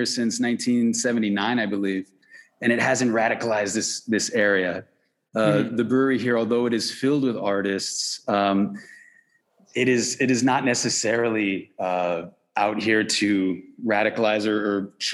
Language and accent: English; Alhambra, California, United States; also born or lived in Lincoln Heights, Los Angeles; now in Los Angeles, United States; I'm actually born and raised in Alhambra.